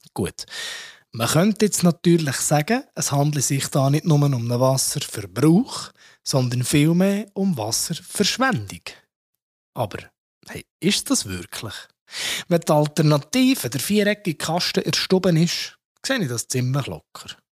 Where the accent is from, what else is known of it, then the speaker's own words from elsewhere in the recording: Switzerland; bei uns in der Schweiz